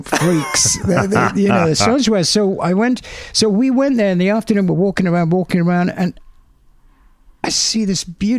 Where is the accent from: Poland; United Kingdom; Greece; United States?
United Kingdom; England; young English kids